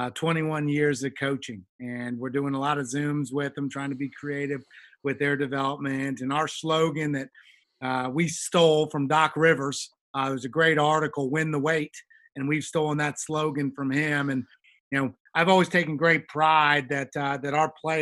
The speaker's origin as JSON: {"language": "English", "town": "Atlanta", "region": "Georgia", "country": "United States", "tie": "born or raised there", "moved": "yes", "lives_now": "Indiana, United States", "said": "I grew up in Atlanta. I'm a Georgia boy"}